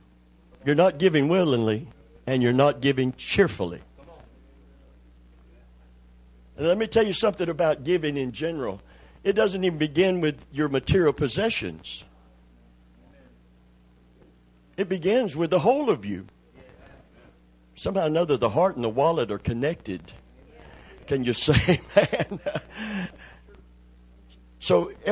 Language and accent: English; Kentucky, United States; I'm from Kentucky